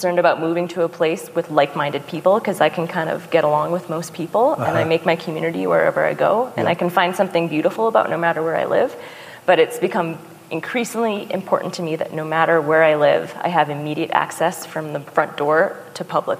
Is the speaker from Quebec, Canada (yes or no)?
no; Saskatchewan, Canada; now in Idaho, United States; I'm from Saskatchewan. That's my home country.